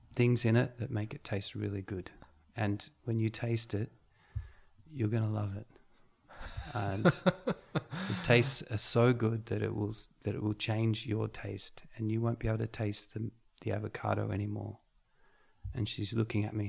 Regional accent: Australia; I grew up in Australia eating meat pies and and Boston buns and coffee

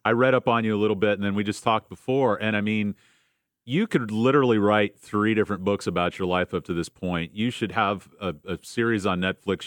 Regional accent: St. Petersburg, Florida, United States; I grew up in St. Pete

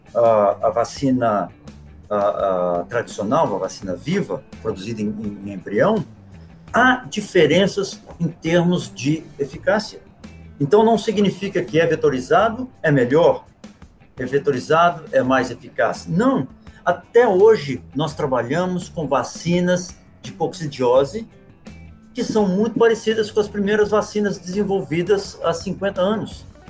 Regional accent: Minas Gerais, Brazil; moved away as an adult; Eu, apesar de não morar no Brasil há 17 anos, eu ainda sou brasileiro, ainda sou mineiro, ainda falo uai

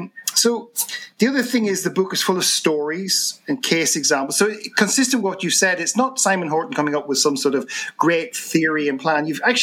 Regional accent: Ireland; as an Irish person

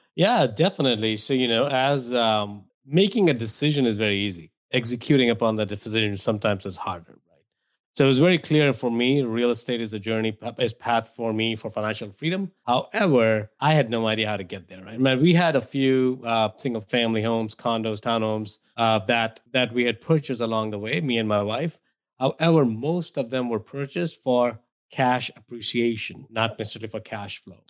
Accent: India; moved away as an adult; now in United States; if my accent didn't give away or my name didn't give away, I grew up in India

